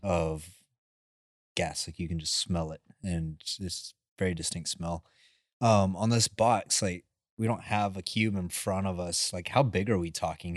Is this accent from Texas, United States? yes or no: yes; Midland, Texas, United States; growing up in the Midlands, like, you're driving down Lee's Roads